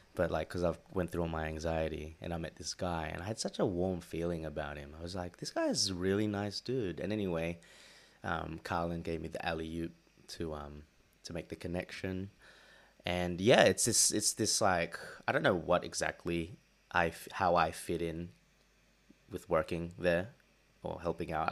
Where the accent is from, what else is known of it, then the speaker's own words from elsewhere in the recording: Sydney, New South Wales, Australia; moved away as an adult; also born or lived in Philippines (ancestry); now in London, United Kingdom; me being from Sydney